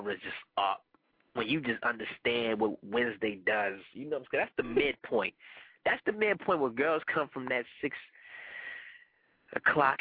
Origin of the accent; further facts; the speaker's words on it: Panama; first language Spanish; English is a second language; because I am Panamanian. Soy Panameño. That is my first language